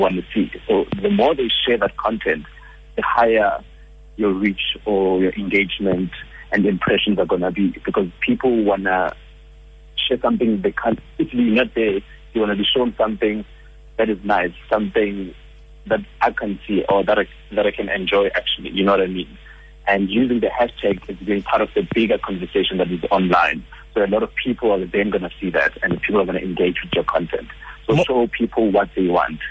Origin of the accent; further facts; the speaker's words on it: Johannesburg, Gauteng, South Africa; I'm a Joburg boy.